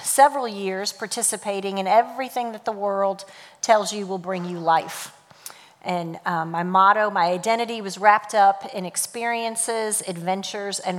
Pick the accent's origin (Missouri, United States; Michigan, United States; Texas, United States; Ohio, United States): Missouri, United States; St. Louis; I was born and raised in St. Louis, Missouri